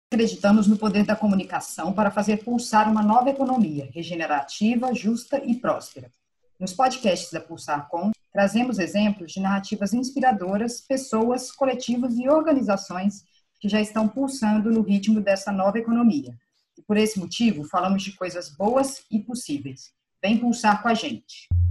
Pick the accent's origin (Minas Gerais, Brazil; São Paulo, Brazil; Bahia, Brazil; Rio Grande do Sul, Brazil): Minas Gerais, Brazil; eu sou mineira